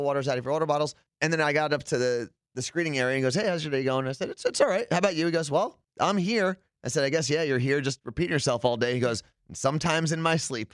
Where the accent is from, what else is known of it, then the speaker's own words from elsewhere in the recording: New Jersey, United States; I'm from New Jersey.